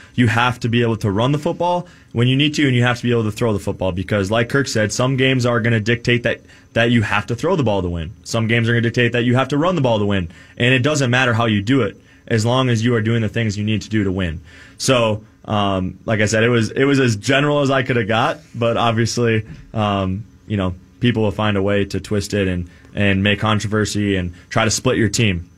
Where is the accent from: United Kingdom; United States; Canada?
United States; Minnesota; growing up in Minnesota, being a Minnesota sports fan